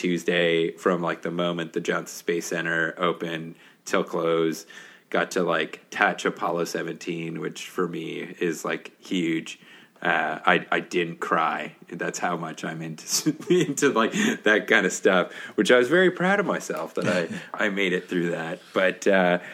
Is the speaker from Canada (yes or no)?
yes; Canada; I'm from Canada